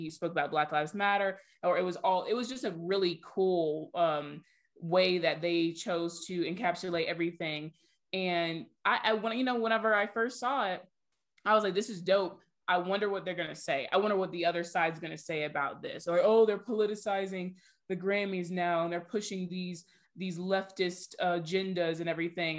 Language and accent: English; Georgia, United States; we're all from Georgia. We went to school very close to Atlanta.